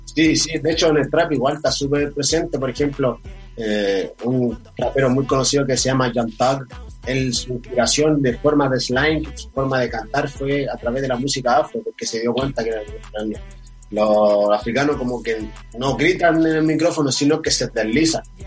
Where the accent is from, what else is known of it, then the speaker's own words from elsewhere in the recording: Luanda, Luanda Province, Angola; now in Chile; yo soy africano, soy de Angola, En Luanda, cerca del Congo